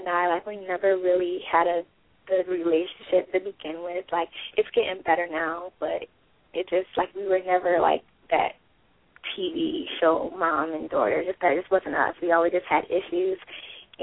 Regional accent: Rochester, New York, United States; moved away; I'm originally from Rochester, New York

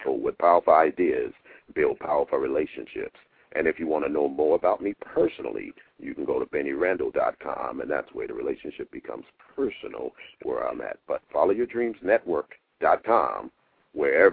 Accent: Fort Lauderdale, Florida, United States; moved away as an adult; now in New York, United States; I was born in Fort Lauderdale

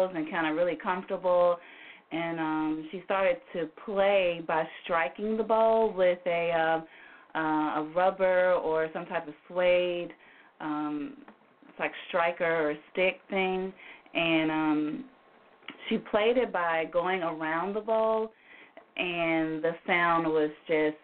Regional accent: Memphis, Tennessee, United States; I am from Memphis, born and raised

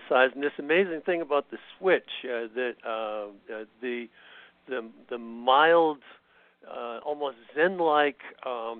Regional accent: Canada; moved away as an adult; now in United States; I was raised in Canada, and by the time I came to the United States, I was pretty much past military age

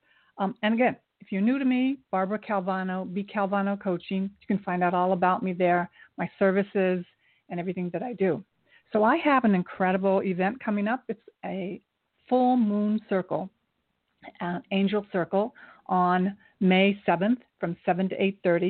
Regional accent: Japan; I was born in Japan. My mother is Japanese. My father's Scotch-Irish

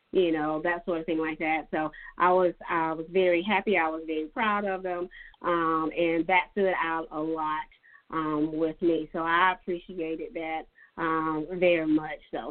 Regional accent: Dillon County, South Carolina, United States; I'm from Dillon County, so I'm familiar with Dillon.

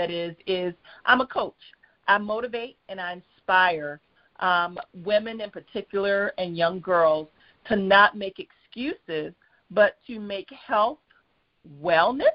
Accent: South Carolina, United States; I'm a country girl at heart. I was raised in South Carolina

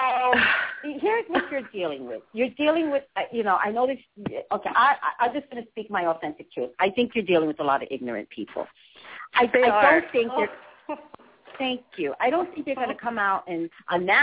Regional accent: Montclair, New Jersey, United States; I'm from Montclair, New Jersey, so I know Jersey very well

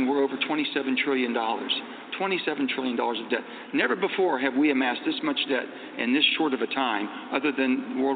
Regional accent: West Virginia, United States; how I was raised in West Virginia

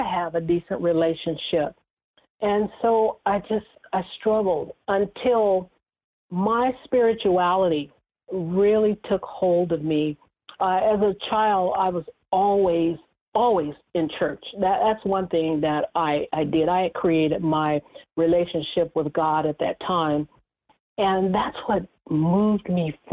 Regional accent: Bakersfield, California, United States; moved away as an adult; also born or lived in Los Angeles; I transferred my job that I had in my hometown of Bakersfield to Los Angeles

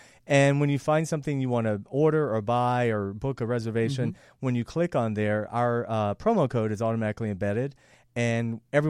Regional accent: the South, United States; And I'm from the South. I can say that.

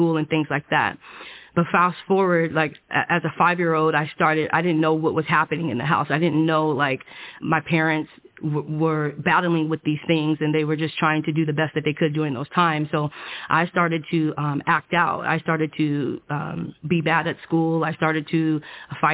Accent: Oceanside, California, United States; I grew up in Oceanside, California

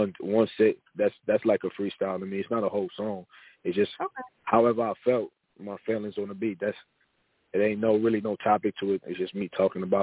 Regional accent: New York City, New York, United States; now in Dallas, United States; I'm from New York

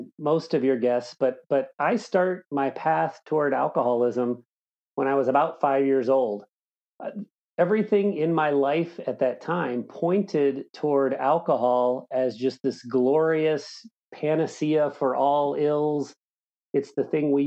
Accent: Southern Indiana, United States; I grew up in Southern Indiana

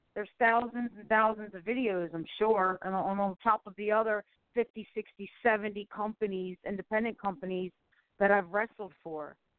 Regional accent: Baltimore, Maryland, United States; moved away as an adult; also born or lived in California; I'm back to my hometown Baltimore, Maryland

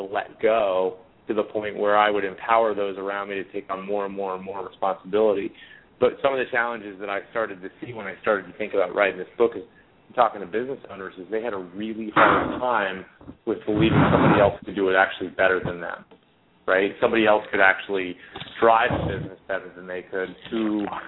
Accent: Cincinnati, Ohio, United States; also born or lived in Boston; Born and raised in Cincinnati, Ohio

